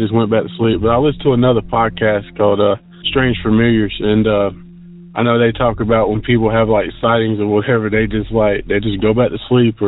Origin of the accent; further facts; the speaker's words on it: Rock Hill, South Carolina, United States; I'm from South Carolina, Rock Hill, to be exact